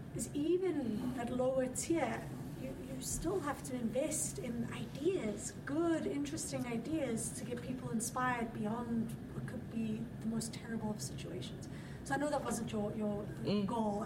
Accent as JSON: {"language": "English", "country": "South Africa", "moved": "yes", "said": "I'm from South Africa."}